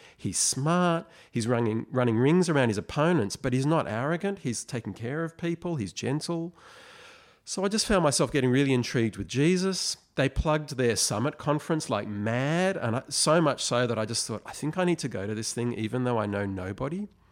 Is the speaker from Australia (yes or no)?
yes; Sydney, New South Wales, Australia; moved away as an adult; now in Melbourne, Australia; I was born in Sydney, but we moved to Melbourne. We moved back to Sydney. Now I'm back in Melbourne.